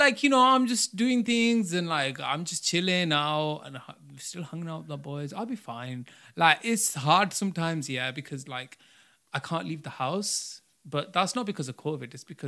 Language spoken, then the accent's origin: English; Bradford, Yorkshire and the Humber, United Kingdom; born there; I know I was born in Bradford on my grandma's thing